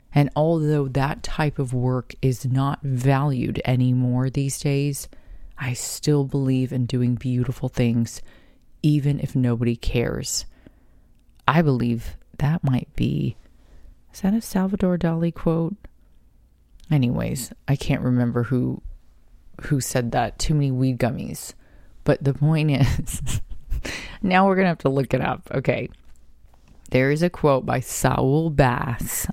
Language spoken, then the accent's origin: English; Carlsbad, United States; growing up in Carlsbad